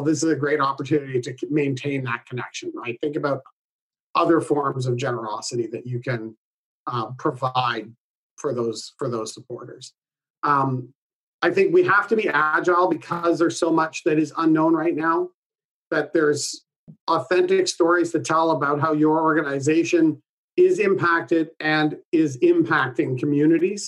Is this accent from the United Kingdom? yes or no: no; Canada; I'm Canadian